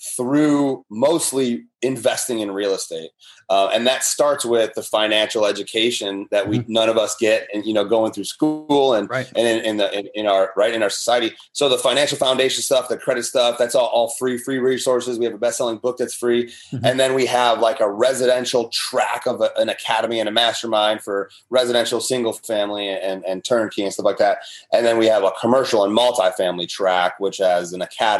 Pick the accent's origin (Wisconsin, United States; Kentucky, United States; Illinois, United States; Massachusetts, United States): Illinois, United States; Chicago; moved away as an adult; I grew up in the Chicagoland area